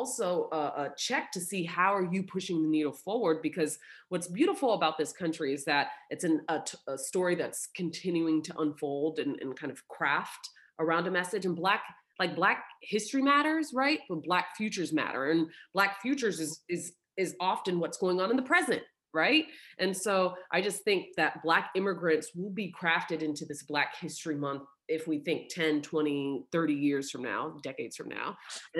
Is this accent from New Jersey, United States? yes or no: no; Oklahoma, United States; born there; Weird fact here, I was born in Oklahoma because that's where my dad went to undergrad, right?